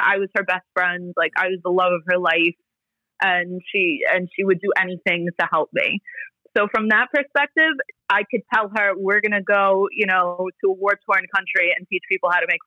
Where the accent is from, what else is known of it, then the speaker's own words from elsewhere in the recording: New York City, New York, United States; first language Italian; English is a second language; also born or lived in Bay Ridge, Brooklyn; I grew up in Bensonhurst